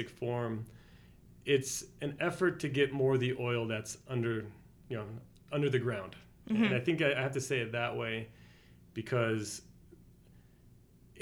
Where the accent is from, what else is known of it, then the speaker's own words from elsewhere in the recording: Argentina; moved away; also born or lived in Spain; I grew up in Argentina, and so I speak Spanish